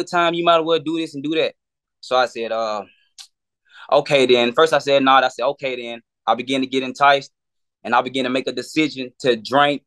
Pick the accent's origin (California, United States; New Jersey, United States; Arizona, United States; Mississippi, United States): Mississippi, United States; Meridian; moved away as an adult; now in Atlanta, United States; I'm originally from Meridian, Mississippi. That's where I grew up at.